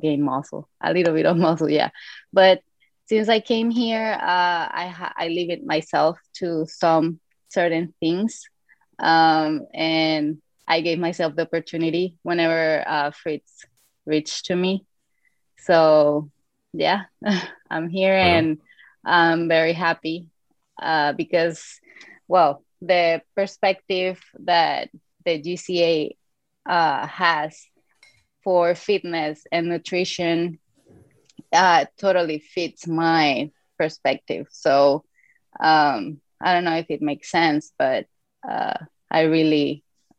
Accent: Venezuela; I'm originally from Venezuela

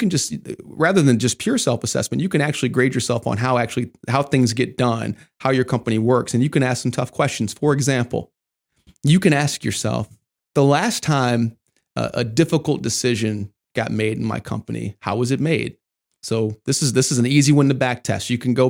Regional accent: Michigan, United States; I mean, I grew up in Michigan, so, you know, your uncle, he's a Ford man.

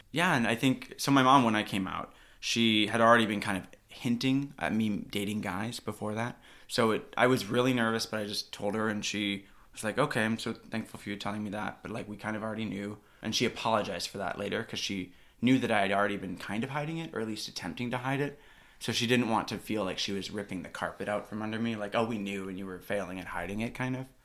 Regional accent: Milwaukee, Wisconsin, United States; moved away as an adult; also born or lived in Russia / Utah; now in Seattle, United States; I'm adopted from Russia, but I grew up in, uh, Wisconsin, so right around Milwaukee

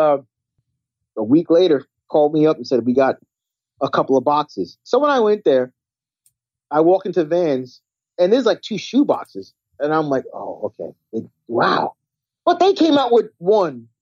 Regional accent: Long Island, New York, United States; now in Rockaway, United States; me growing up in Long Island

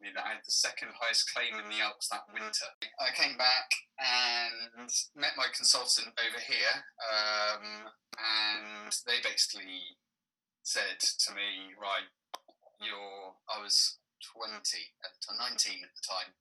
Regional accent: Cornwall, South West England, United Kingdom; growing up in Cornwall, very, very far southwest of Cornwall

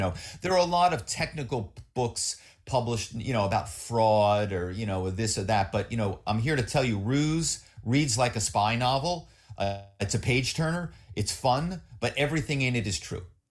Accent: Philadelphia, Pennsylvania, United States; moved away as an adult; also born or lived in New York; now in Malibu, United States; I grew up in Philly

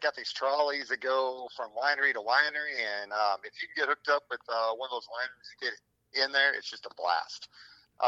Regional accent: Rolla, Missouri, United States; We're from down in Rolla

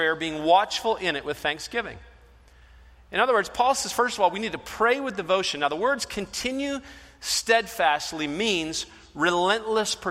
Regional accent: Michigan, United States; moved away; I'm from Michigan, so I happen to be, you know, a Detroit fan

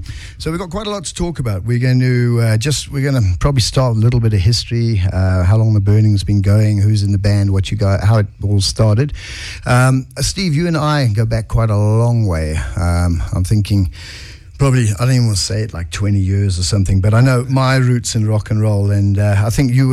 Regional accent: South Africa; there's bands that, for me, as a South African music fan, have done the groundwork

